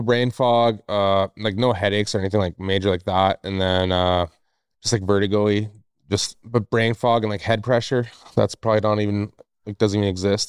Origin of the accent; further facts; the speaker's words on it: Northwest Territories, Canada; now in Revelstoke, Canada; I'm originally from Northwest Territories